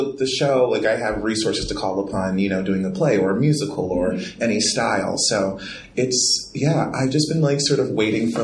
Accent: Baltimore, Maryland, United States; I'm coming from Baltimore

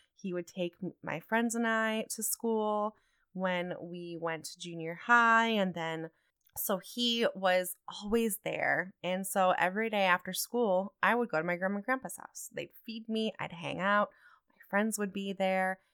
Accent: Toledo, Ohio, United States; moved away as an adult; also born or lived in New Mexico; I was born and raised in Toledo, Ohio

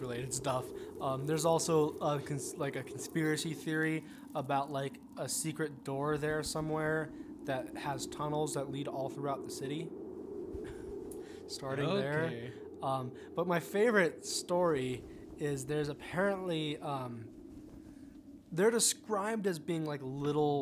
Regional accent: Southern California, United States; I grew up in Southern California

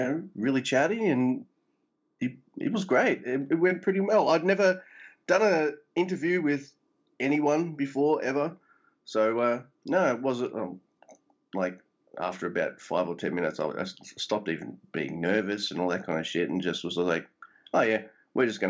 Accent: Australia; I'm Aussie

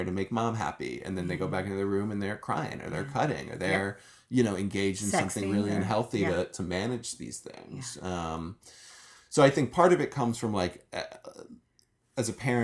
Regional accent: New York, United States; now in Los Angeles, United States; I'm from New York.

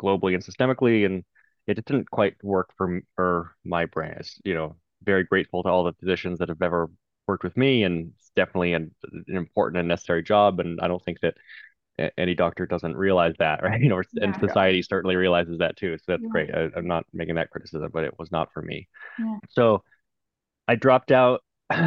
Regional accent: United States; Growing up in the United States

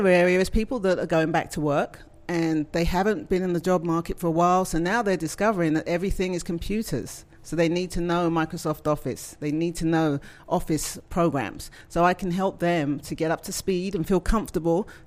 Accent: England, United Kingdom; moved away as an adult; also born or lived in Scotland / New York, United States; now in Southern United States; But I'm from England, and I've been in the technology area for about 30 years

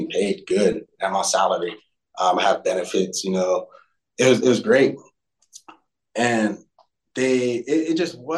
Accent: Fort Lauderdale, Florida, United States; I, I grew up in Fort Lauderdale. I went to a school and like

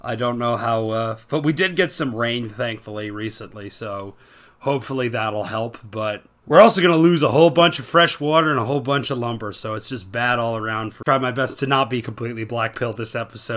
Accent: Canada; I'm currently recording this in my home country of Canada

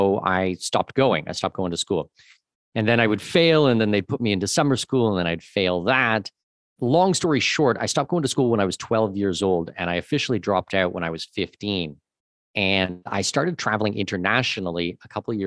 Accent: Southwestern Ontario, Canada; moved away as an adult; also born or lived in Latin America; I grew up in Southwestern Ontario

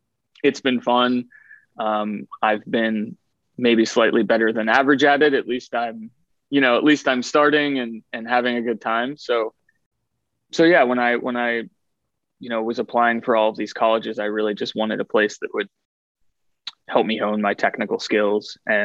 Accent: Ohio, United States; also born or lived in Western Pennsylvania / Western New York; I moved around a lot as a kid. I was born in Western Pennsylvania, lived in Western New York, and then went to high school outside of Columbus, Ohio.

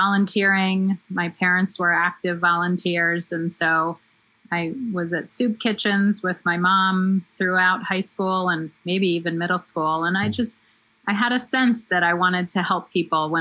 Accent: Bethesda, Maryland, United States; moved away as an adult; also born or lived in Ann Arbor, Michigan; now in New Jersey, United States; I spent the vast majority of my childhood in Bethesda, Maryland, which is right outside of D.C. And then I came up to New Jersey for college and I basically never left

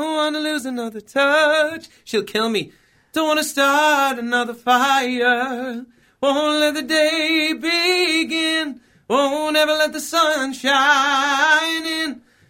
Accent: Dublin, Leinster, Ireland; also born or lived in Malahide; I'm originally from Coolock Village

